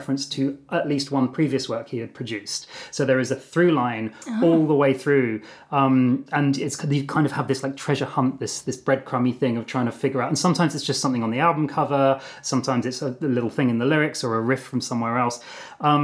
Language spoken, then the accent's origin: English; Brighton, South East England, United Kingdom; moved away as an adult; also born or lived in London; you're maybe about 6 years old, you're growing up in Brighton in Sussex